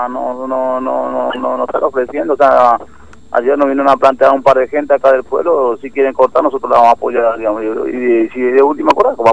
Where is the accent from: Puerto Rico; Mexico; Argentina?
Argentina; Clorinda, Formosa; soy de Clorinda, tengo mi familia, tengo tres hijos.